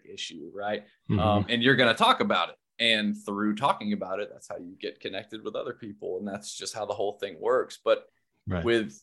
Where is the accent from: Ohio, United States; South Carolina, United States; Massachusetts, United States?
South Carolina, United States; moved away; I'm originally from South Carolina. So that was yes, everybody there is Christian